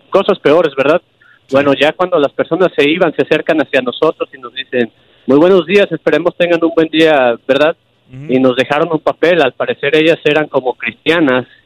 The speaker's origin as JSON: {"language": "Spanish", "country": "Mexico", "said": "Yo vengo de México. Si alguien me habla en español y yo le hablo en inglés, mi inglés no es perfecto y se escucha con mucho acento"}